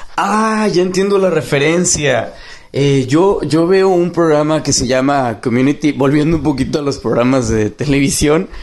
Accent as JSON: {"language": "Spanish", "town": "Monterrey", "region": "Nuevo León", "country": "Mexico", "moved": "yes", "lives_now": "Dallas, United States", "said": "soy de Monterrey, pero actualmente vivo en Dallas, Texas."}